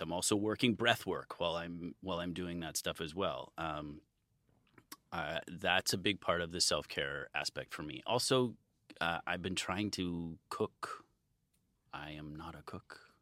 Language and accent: English; Midwest, United States; now in California, United States; I grew up in the Midwest